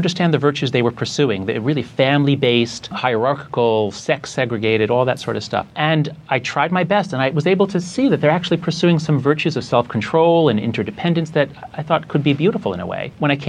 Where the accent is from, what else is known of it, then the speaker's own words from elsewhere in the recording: New York, United States; I'm Jewish from New York